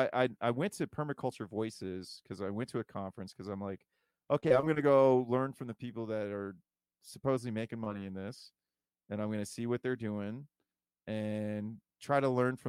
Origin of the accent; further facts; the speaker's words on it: Toledo, Ohio, United States; now in Columbus, United States; I'm from Toledo originally.